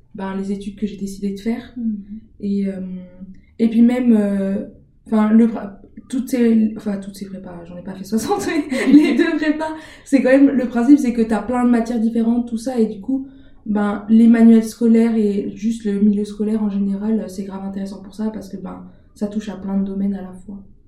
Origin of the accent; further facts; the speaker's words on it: Montbéliard, Bourgogne-Franche-Comté, France; also born or lived in Besançon; Je suis de Montbéliard, donc j'ai fait mes études, toutes mes, tout le reste de mes études à part le master, je, je les ai faites euh, à Besançon